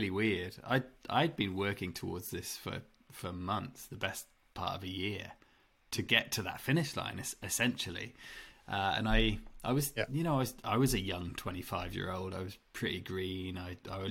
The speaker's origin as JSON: {"language": "English", "region": "England", "country": "United Kingdom", "tie": "born or raised there", "said": "growing up in England"}